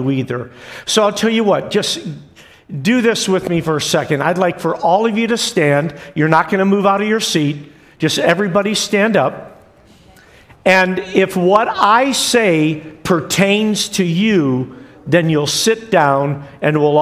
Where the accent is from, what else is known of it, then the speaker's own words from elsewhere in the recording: New York, United States; moved away; also born or lived in Westfield, New York / Buffalo, New York / Liverpool, New York; But I was born in Westfield, New York. Then my dad was pastoring in Buffalo, New York. And then we moved to all places, Liverpool, New York.